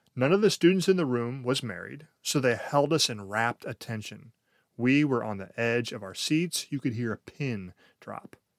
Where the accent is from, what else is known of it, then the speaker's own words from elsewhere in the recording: United States; we, as American culture